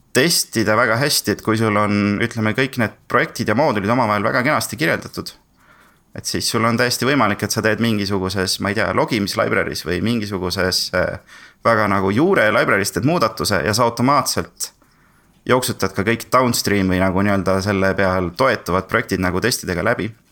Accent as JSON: {"language": "Estonian", "town": "Tartu", "region": "Tartu County", "country": "Estonia", "also_born_or_lived": "Sweden", "said": "Tartust ja töötan praegu äh, Veriffis"}